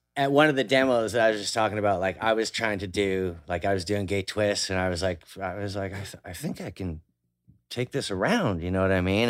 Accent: Vancouver, British Columbia, Canada; I grew up in Vancouver with, like, the North Shore Mountains

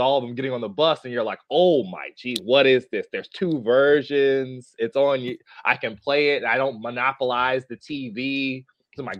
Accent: California, United States; I'm from California

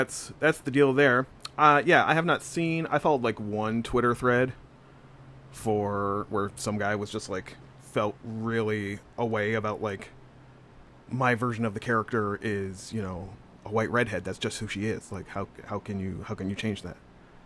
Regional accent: Windsor, Ontario, Canada; moved away; I'm from Windsor

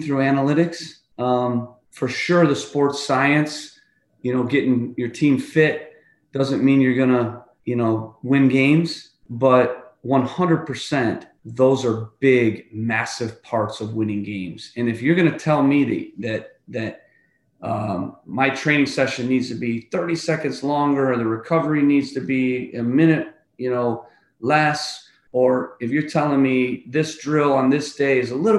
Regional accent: United States; we're American

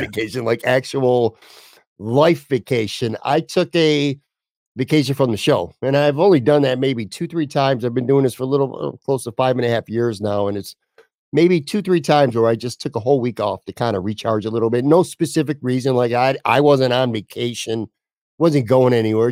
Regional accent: Buffalo, New York, United States; also born or lived in Florida; Buffalo growing up here

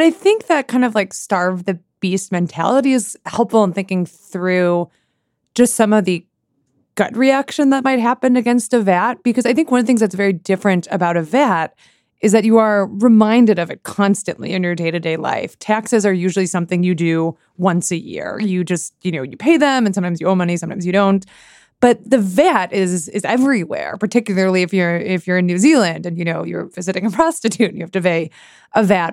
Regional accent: Sammamish, Washington, United States; now in Washington, D.C., United States; this tiny suburb I grew in, uh, grew up in, it's called Sammamish, Washington.

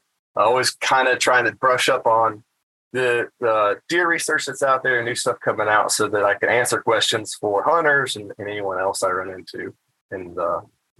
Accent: North Carolina, United States; moved away as an adult; also born or lived in Mississippi / Indiana; North Carolina actually is my home state. It's where I grew up

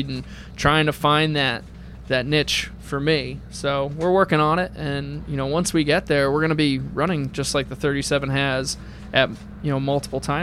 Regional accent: New England, United States; I'm from New England

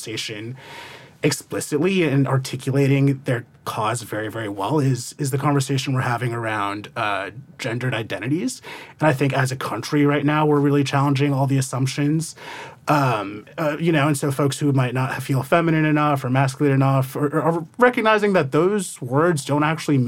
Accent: New Jersey, United States; I'm from New Jersey

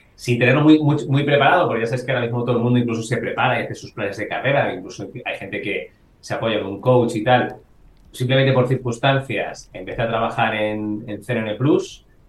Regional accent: Salamanca, Castile and León, Spain; now in Madrid, Spain; yo soy de Salamanca, llevo bastante bandera de eso

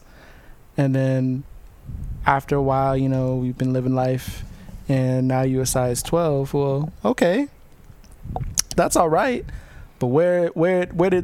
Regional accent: Ohio, United States; moved away; also born or lived in the South (US); I'm originally from Ohio. And yeah, I'm down south

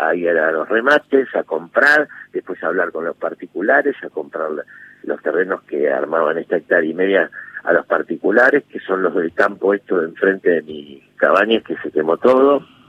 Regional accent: Buenos Aires, Argentina; moved away as an adult; also born or lived in Villa Urquiza; mi casa donde yo nací de Caballito

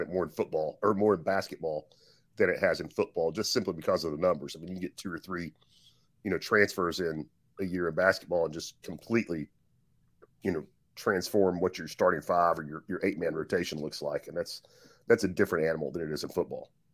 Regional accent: Tennessee, United States; growing up in Tennessee

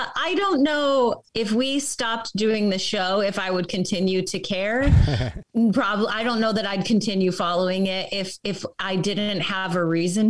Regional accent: Chicago, Illinois, United States; now in Los Angeles, United States; I grew up in Chicago and I did improv and comedy there. And then I moved to LA and I do improv and comedy here.

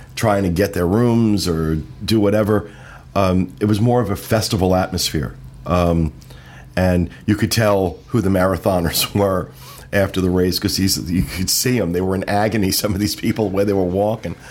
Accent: Jersey Shore, New Jersey, United States; I grew up on the Jersey Shore

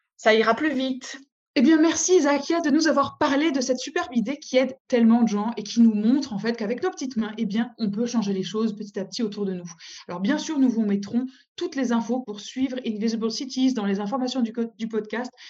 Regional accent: Saint-Étienne, Auvergne-Rhône-Alpes, France; moved away as an adult; also born or lived in Aberdeen; now in Scotland; Alors moi, à l'origine, je viens de Saint-Étienne

